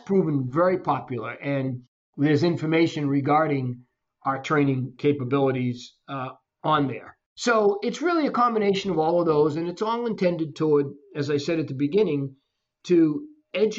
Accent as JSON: {"language": "English", "town": "Boston", "region": "Massachusetts", "country": "United States", "tie": "born or raised there", "moved": "as an adult", "lives_now": "Florida, United States", "said": "I grew up in the Boston area and left years ago"}